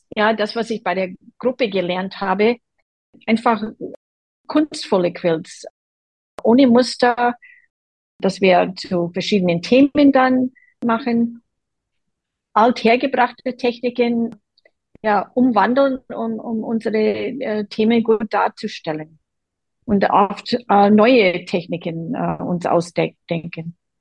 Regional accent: Boston, Massachusetts, United States; German is a second language; now in Germany; Ich komme aus Boston an der Ostküste der USA

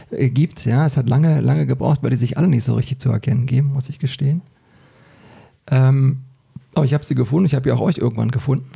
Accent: Berlin, Germany; moved away as an adult; now in Hesse, Germany; ich habe äh, zum Schluss ähm, in Britz gewohnt, ja, also ich komme da unten aus der Ecke, so Britzburg-Rudo

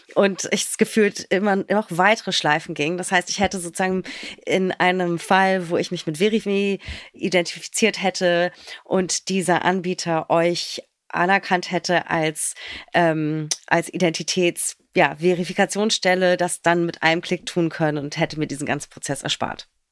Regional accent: Berlin, Germany

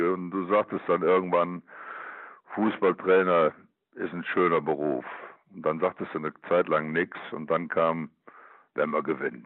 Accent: Cologne, North Rhine-Westphalia, Germany; born or raised there

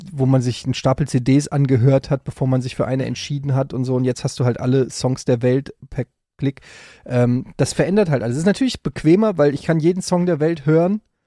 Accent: Frankfurt, Hesse, Germany; in Frankfurt gab, wo ich groß geworden bin an der Ecke

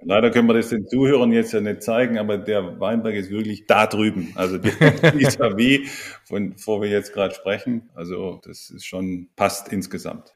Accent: Ludwigsburg, Baden-Württemberg, Germany; moved away; Ich komme ursprünglich aus der Ludwigsburger Ecke

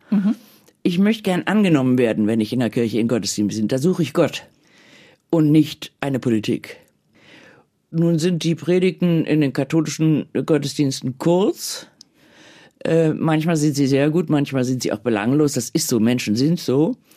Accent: Bonn, North Rhine-Westphalia, Germany; Ich bin in Bonn groß geworden, im Rheinland. Das ist fröhlich katholisch.

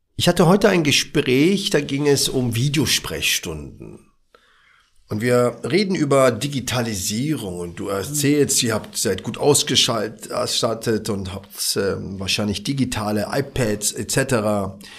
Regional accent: Berlin, Germany; Ich bin ja aus dem Wedding

